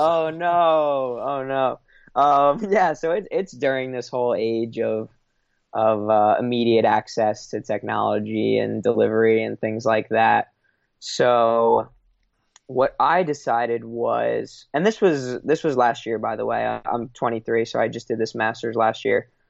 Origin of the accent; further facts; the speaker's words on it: Long Island, New York, United States; moved away as an adult; also born or lived in Chicago; I'm from Long Island, New York